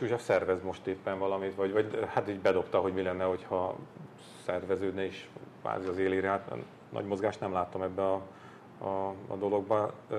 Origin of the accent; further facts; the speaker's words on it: Hungary; Milyen rohadt büszkék voltunk arra rendszerváltáskor, hogy, hogy magyarok vagyunk.